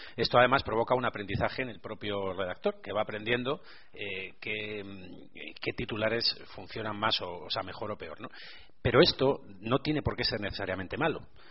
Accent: Burgos, Castile and León, Spain; a pesar de ser de Burgos, eh, la tendencia a ser optimista, que es una cosa muy poco habitual en mi tierra

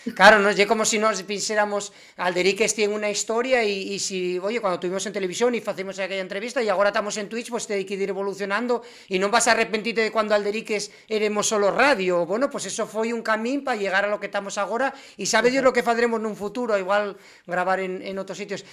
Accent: Asturias, Spain; los asturianos somos, y los asturianos

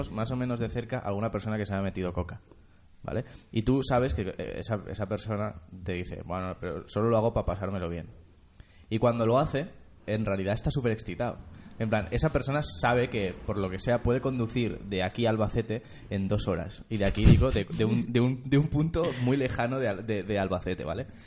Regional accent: Argentina; Y además soy argentino, con lo cual le puedo llamar merca.

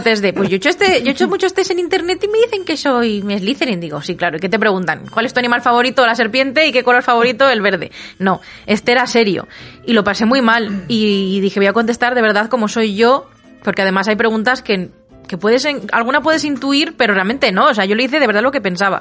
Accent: Segovia, Castile and León, Spain; me fui a Madrid de excursión desde Segovia, mi ciudad natal

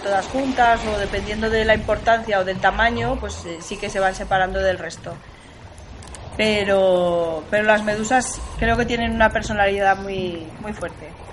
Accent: Zaragoza, Aragon, Spain; yo quiero creer que yo he nacido en Zaragoza, pero soy de la Tierra, del planeta Tierra

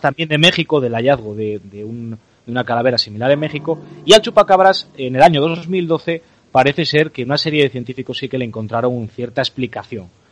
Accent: León, Castile and León, Spain; los que somos de León y los que somos de, la zona de León, Asturias y tal

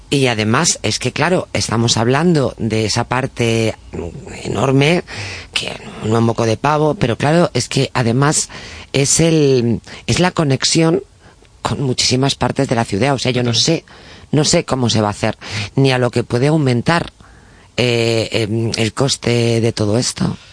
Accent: Tui, Galicia, Spain; now in Madrid, Spain; soy de Tui.

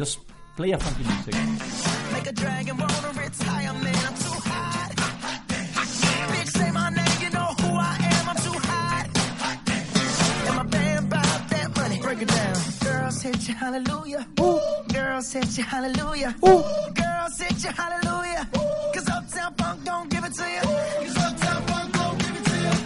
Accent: Elche, Valencian Community, Spain; English is a second language; also born or lived in New York; I grew up in Elche

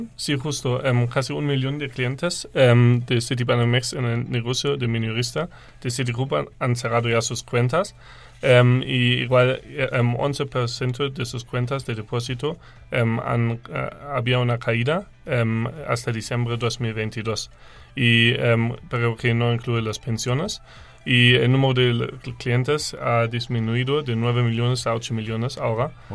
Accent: Germany; Spanish is a second language; moved away as an adult; now in Mexico; soy de Alemania y vine para estudiar aquí toda mi carrera.

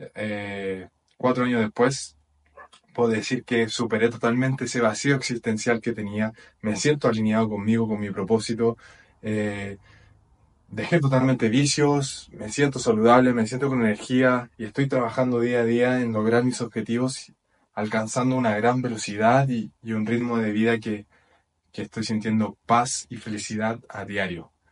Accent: Chile; moved away as an adult; now in Portugal; soy de Chile y actualmente estoy viviendo en Portugal

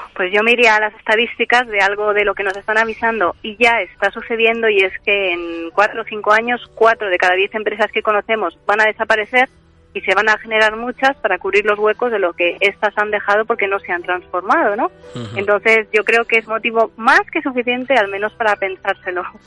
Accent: Spain; cómo somos los españoles

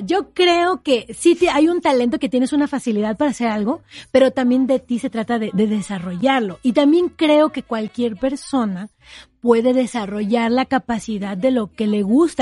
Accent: Oaxaca, Mexico; Yo empecé desde muy pequeña, a los siete años de edad en mi tierra natal, Oaxaca

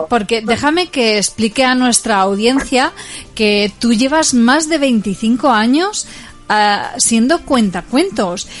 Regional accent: Puertollano, Castilla-La Mancha, Spain; somos de Puerto Llano

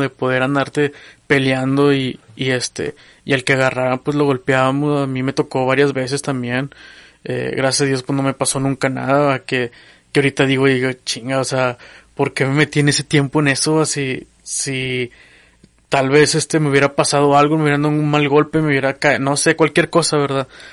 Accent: General Escobedo, Nuevo León, Mexico; mi infancia fue pues como otras, ¿verdad? en el barrio, ¿verdad? Yo vengo de la colonia Nueva Esperanza en Escobedo, ¿verdad? Ya límites con Monterrey

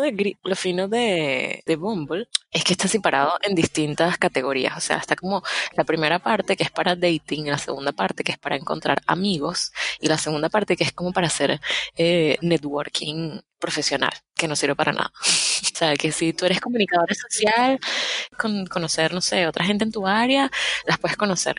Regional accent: Caracas, Capital District, Venezuela; moved away; especialmente nosotros que venimos de Caracas.

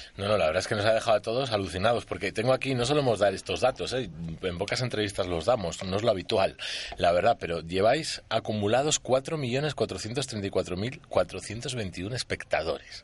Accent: Basque Country, Spain; como vasco que soy

